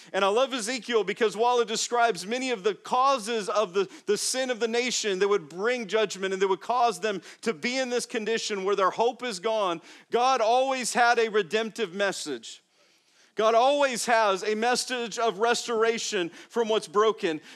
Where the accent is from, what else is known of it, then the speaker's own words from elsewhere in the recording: Las Vegas, Nevada, United States; moved away as an adult; also born or lived in Phoenix, Arizona / Florida; I grew up first in Las Vegas, the first eighteen years, and then in Phoenix, where I went to college, in Arizona.